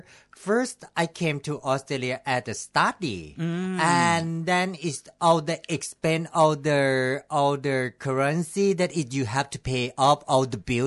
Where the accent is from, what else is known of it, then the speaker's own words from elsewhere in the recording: Thailand; English is a second language; Yeah, I'm from Thailand.